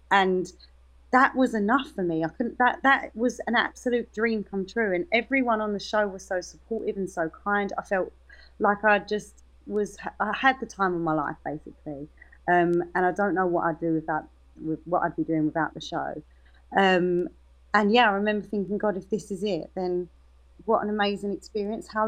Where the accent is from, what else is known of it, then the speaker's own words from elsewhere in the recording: Dagenham, London, United Kingdom; my accent is my accent. I'm from Dagenham and I'm very proud of it.